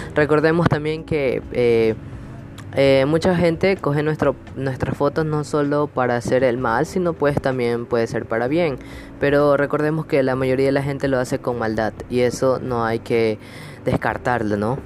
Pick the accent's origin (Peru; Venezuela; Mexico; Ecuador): Ecuador; aquí en mi país, Ecuador